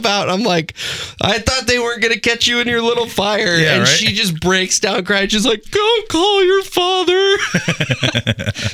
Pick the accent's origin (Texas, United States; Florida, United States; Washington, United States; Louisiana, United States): Texas, United States; moved away; I'm originally from Texas